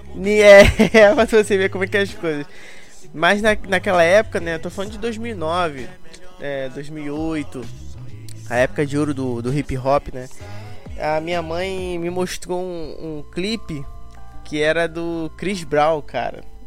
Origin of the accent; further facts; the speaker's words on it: Rio de Janeiro, Brazil; Eu sou do Rio de Janeiro, Brás de Pina, né? Zona Norte do Rio de Janeiro